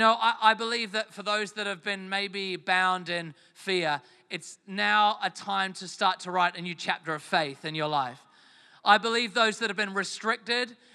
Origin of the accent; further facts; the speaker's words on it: England, United Kingdom; moved away; I am from England originally